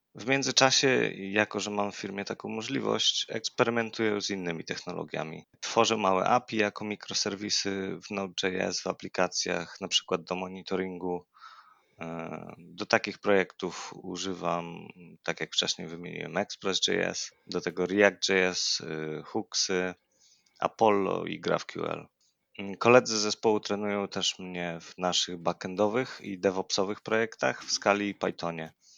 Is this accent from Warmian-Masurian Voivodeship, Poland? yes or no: no; near Lublin, Lublin Voivodeship, Poland; moved away as an adult; now in Kraków, Poland; pochodzę z okolic Lublina, od ponad trzech lat mieszkam w Krakowie